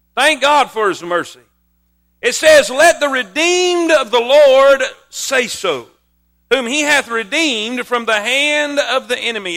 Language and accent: English; South Florida, United States; moved away; I grew up in South Florida my whole life